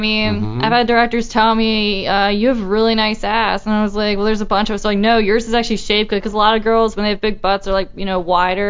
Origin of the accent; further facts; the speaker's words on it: Baltimore, Maryland, United States; accent: Baltimore; I I've been born and raised in Baltimore pretty much my whole life.